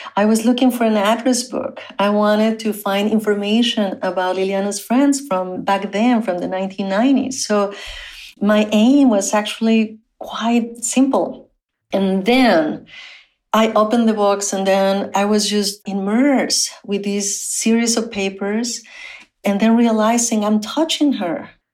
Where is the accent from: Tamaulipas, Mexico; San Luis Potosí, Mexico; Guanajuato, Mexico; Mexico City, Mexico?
Tamaulipas, Mexico; Matamoros; English is a second language; moved away; I was born on the Mexican side of the US Mexico border in the city of Matamoros